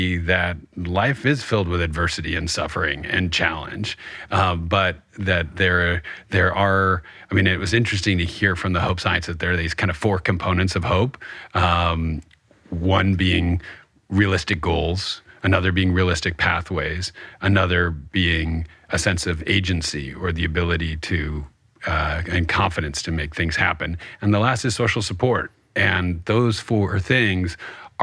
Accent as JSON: {"language": "English", "region": "New York", "country": "United States", "tie": "born or raised there", "said": "that's kind of the national pastime of my hometown."}